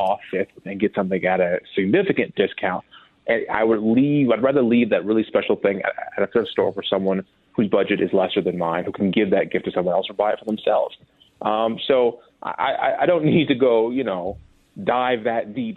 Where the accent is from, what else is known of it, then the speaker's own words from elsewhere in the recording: Minnesota, United States; now in Los Angeles, United States; I'm very L.A., but I'm Minnesotan too